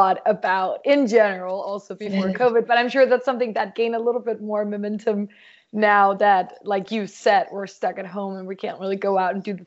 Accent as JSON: {"language": "English", "country": "Denmark", "tie": "born or raised there", "said": "I grew up in 1 little country"}